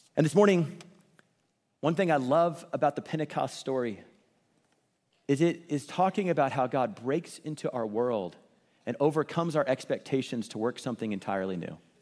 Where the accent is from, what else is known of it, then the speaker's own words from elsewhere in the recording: Kansas City, Missouri, United States; I grew up in Kansas City, and I love Kansas City